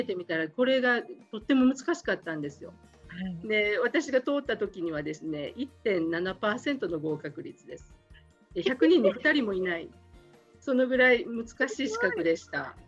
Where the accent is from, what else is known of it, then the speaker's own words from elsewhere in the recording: Kobe, Hyogo, Japan; 神戸で生まれ育ってずっとここであの仕事をしています